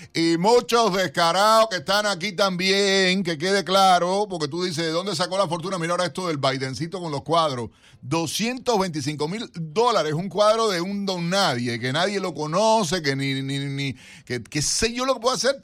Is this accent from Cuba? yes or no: yes; Cuba; now in United States; me vas a contestar como cubano.